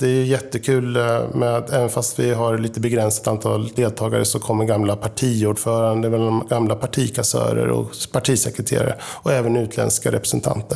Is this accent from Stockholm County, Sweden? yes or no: no; Linköping, Östergötland, Sweden; moved away as an adult; now in Sollentuna, Sweden; bor just nu i Sollentuna sedan 1996, men är född och uppväxt i Linköping